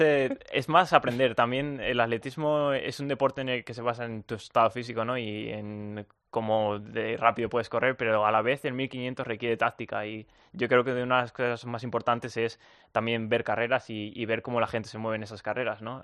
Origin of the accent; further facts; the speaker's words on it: Spain; moved away as an adult; now in United States; yo soy español